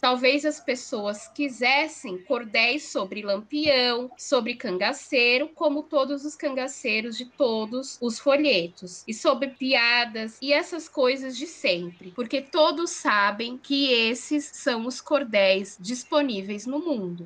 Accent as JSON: {"language": "Portuguese", "region": "São Paulo", "country": "Brazil", "tie": "born or raised there", "said": "Eu, eu nasci em São Paulo, vivi em São Paulo, apesar de ser da periferia"}